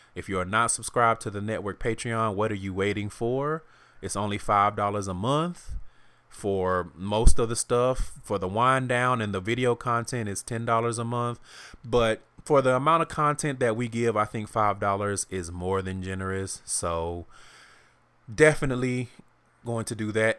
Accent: the South, United States; moved away as an adult; also born or lived in Houston; now in Seattle, United States; I'm from the South

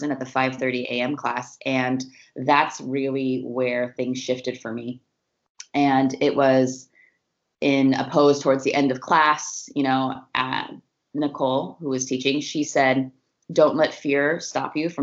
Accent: Oregon, United States; also born or lived in Northern California; I definitely claim Oregon as my my home and my, it's really where I grew up, you know, from about 12 on

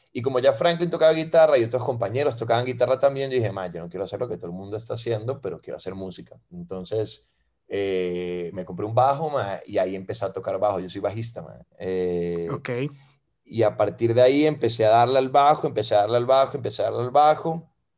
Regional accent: Costa Rica; also born or lived in Venezuela; soy eh, venezolano de nacimiento, ma, tengo 21 años viviendo en Costa Rica, ma, me vine aquí a los 10 con mi madre y con mi hermana, y mm, que ellas son argentinas, y, y nada, ma, hice aquí la escuela, hice aquí el cole

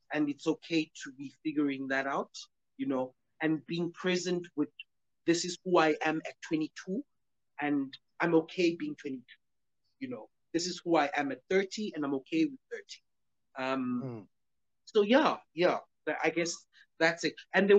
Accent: New York, United States; now in Alberton, South Africa; We are from Alberton. We're based in Alberton, but I'm from New York. Originally from...

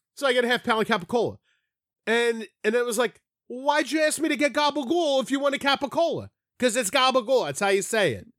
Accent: Philadelphia, Pennsylvania, United States; that's how I grew up saying it in Philly, at least my section of Philly.

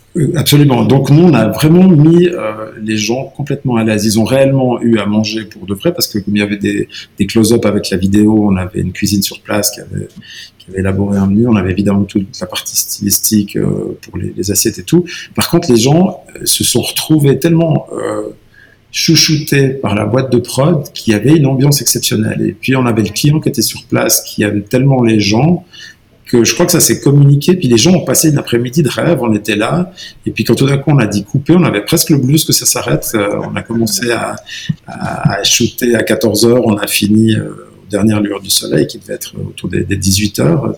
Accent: Valais, Switzerland; en tant que Valaisan

